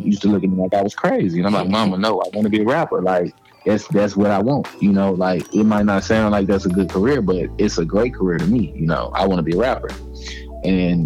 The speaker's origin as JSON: {"language": "English", "town": "East St. Louis", "region": "Illinois", "country": "United States", "accent": "country", "said": "I'm from Cokie, Illinois, / East St. Louis"}